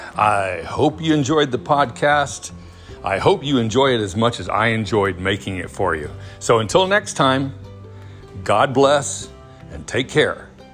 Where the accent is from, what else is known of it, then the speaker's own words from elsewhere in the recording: Huntsville, Alabama, United States; I grew up in North Alabama in a city called Huntsville